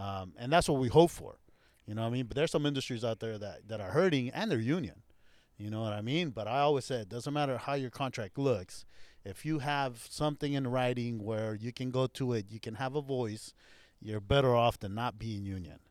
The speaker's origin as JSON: {"language": "English", "town": "Anaheim", "region": "California", "country": "United States", "tie": "born or raised there", "also_born_or_lived": "Santa Ana, California", "said": "I grew up here. I, I am from Orange County"}